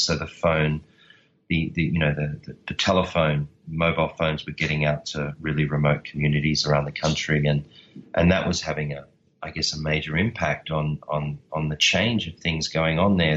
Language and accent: English; Australia; I'm Australian